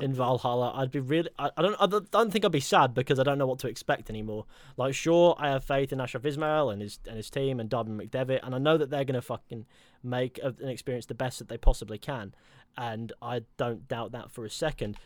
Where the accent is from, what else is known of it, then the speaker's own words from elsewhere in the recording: Exeter, South West England, United Kingdom; my hometown was actually originally a Roman settlement